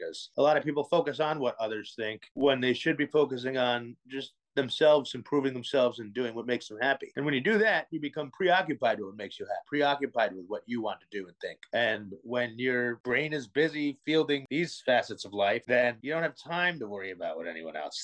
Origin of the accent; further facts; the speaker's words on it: New York, United States; I'm from New York